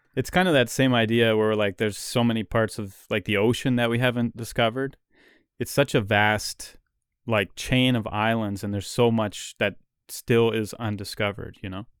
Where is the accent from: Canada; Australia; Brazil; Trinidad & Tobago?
Canada; as a Canadian, you know, we're used to the opposite, where it's, like, ice cold here all the time